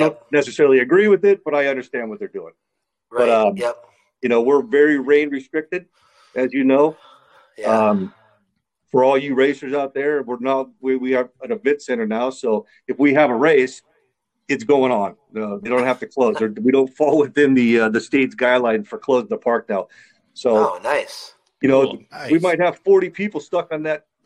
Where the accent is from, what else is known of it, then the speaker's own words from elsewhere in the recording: Carnegie, United States; I grew up in Carnegie